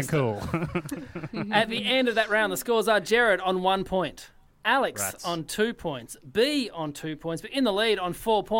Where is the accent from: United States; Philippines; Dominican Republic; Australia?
Australia; Tasmania; moved away; I grew up in Tassie